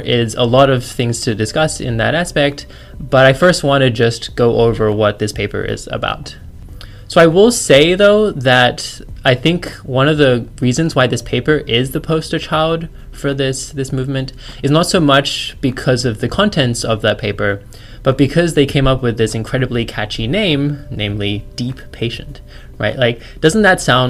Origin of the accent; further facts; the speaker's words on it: Australia; also born or lived in China; now in United States; I'm a Chinese-born Australian with an American PhD.